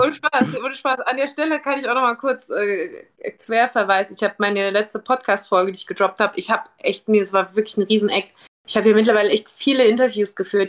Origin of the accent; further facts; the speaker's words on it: Germany; wo ich her bin, und ich sag, "Ja, von Germany."